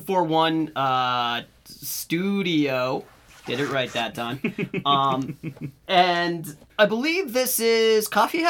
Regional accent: United States; we're American

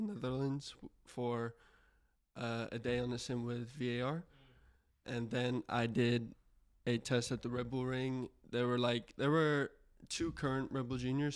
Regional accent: Houston, Texas, United States; I'm from Houston

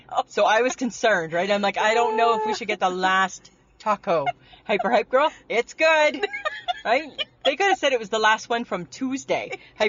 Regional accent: Ontario, Canada; I'm from Ontario.

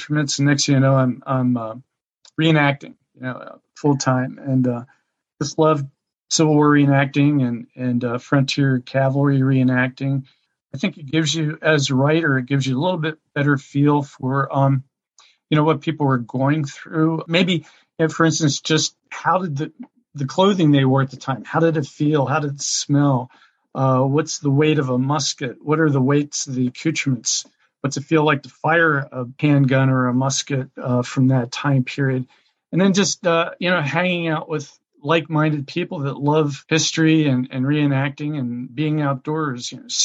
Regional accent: Pennsylvania, United States; I grew up in southeastern Pennsylvania near Valley Forge on a farm

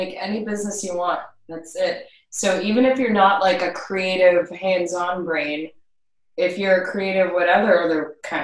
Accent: Canada; also born or lived in Montreal; I'm a Canadian

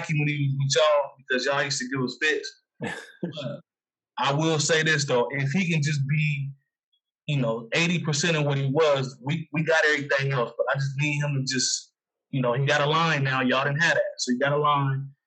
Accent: Midwest, United States; growing up in the Midwest

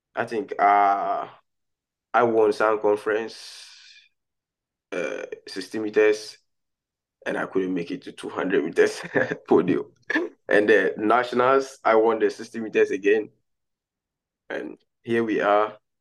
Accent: Ghana; now in United States; I've been representing Ghana for the underage level, under under seventeen, under twenty. I've I've run for Ghana before

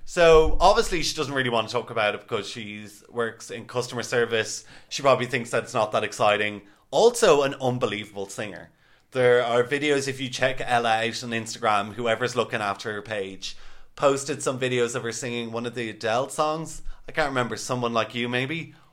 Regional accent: Ireland; we were the typical Irish people getting off the flight

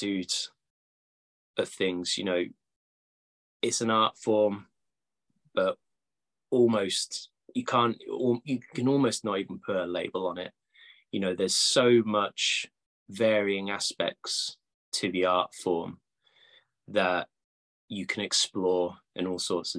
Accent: Cambridge, East of England, United Kingdom; moved away; Cambridge, actually, my hometown

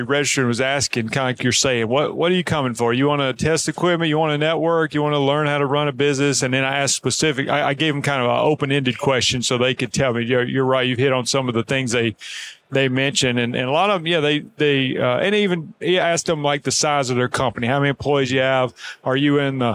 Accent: near Birmingham, Alabama, United States; Springville, Alabama. That's just outside Birmingham, Alabama, near my hometown.

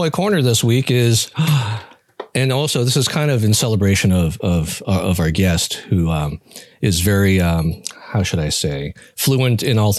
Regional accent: Taiwan; some tea shop in downtown Taipei in Taiwan. Kudos to my home country.

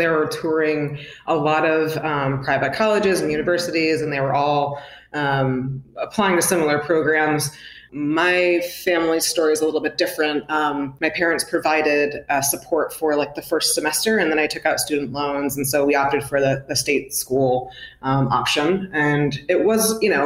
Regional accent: upstate New York, United States; So I'm originally from upstate New York, way upstate

